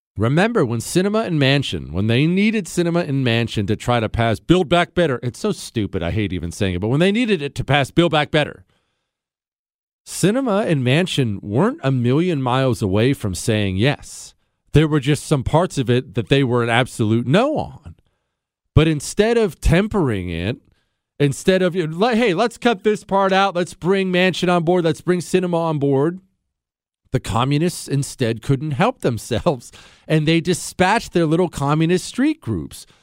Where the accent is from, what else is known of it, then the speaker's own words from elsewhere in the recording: United States; I'm an American